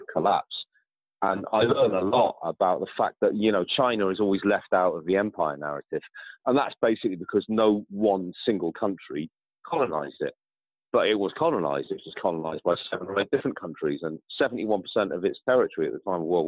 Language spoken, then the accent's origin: English; United Kingdom; I grew up in Britain all my life and half my family are white British